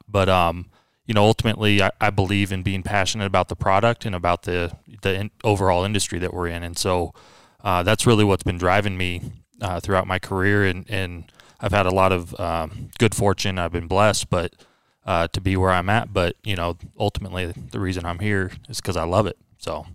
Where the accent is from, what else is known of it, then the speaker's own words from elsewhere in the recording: Wilsonville, Oregon, United States; my hometown at the time, uh, up in Wilsonville, Oregon